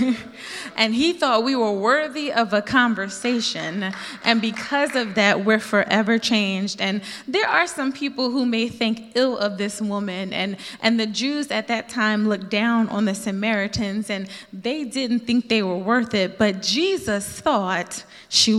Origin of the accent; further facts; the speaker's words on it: Philadelphia, Pennsylvania, United States; I'm from Philly